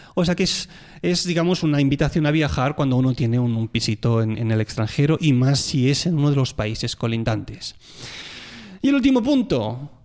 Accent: Tarragona, Catalonia, Spain; moved away; soy de Tarragona

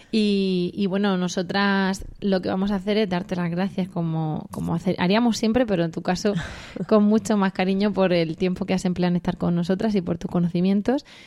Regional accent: Region of Murcia, Spain; Así de estupendos somos los murcianos, así de acogedores, de hospitalarios

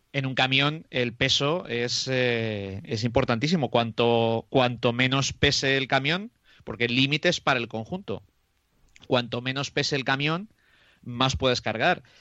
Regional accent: Moradillo de Roa, Castile and León, Spain; en mi pueblo, que es Morallo de Roa, que está a 17 kilómetros de Aranda de Duero

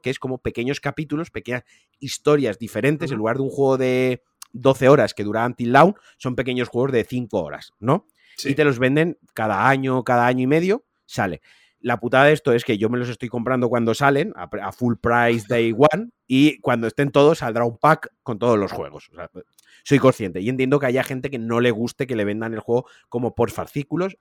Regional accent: Valencia, Valencian Community, Spain; soy de Valencia

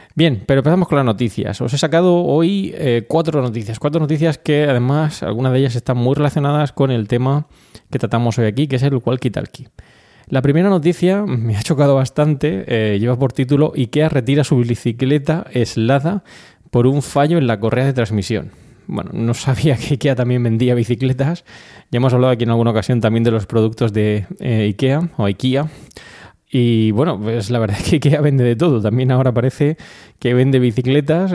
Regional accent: Region of Murcia, Spain; muchos de los eh, colaboradores de Milcar FM somos murcianos

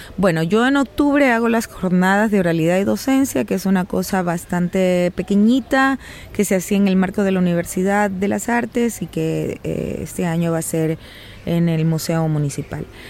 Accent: Guayaquil, Guayas, Ecuador; la ciudad de donde yo vengo, Guayaquil

